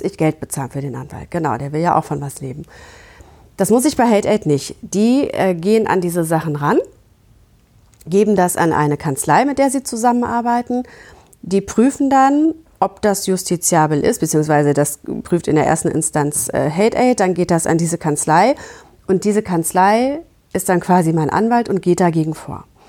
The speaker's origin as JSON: {"language": "German", "town": "Gütersloh", "region": "North Rhine-Westphalia", "country": "Germany", "said": "ich komme aus Gütersloh"}